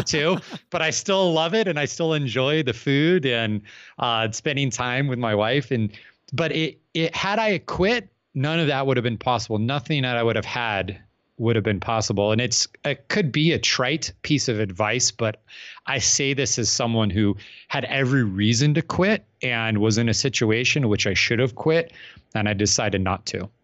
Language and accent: English; Phoenix, Arizona, United States; I'm from Phoenix, Arizona